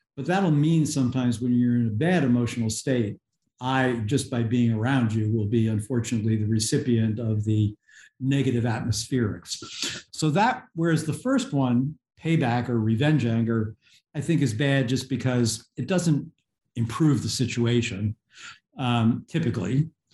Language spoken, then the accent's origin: English; outside of New York City, United States; where I grew up uh, outside of New York City